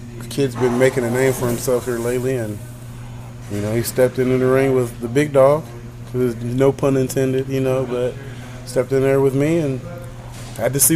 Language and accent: English; California, United States; growing up in California